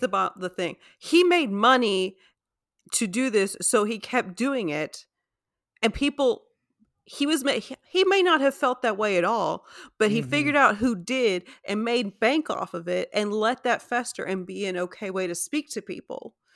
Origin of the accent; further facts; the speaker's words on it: United States; we as an American society